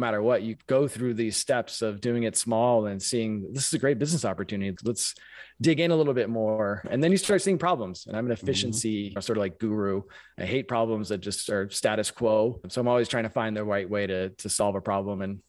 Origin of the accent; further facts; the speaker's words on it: San Francisco Bay Area, California, United States; moved away as an adult; now in Milwaukee, United States; I grew up in the San Francisco Bay Area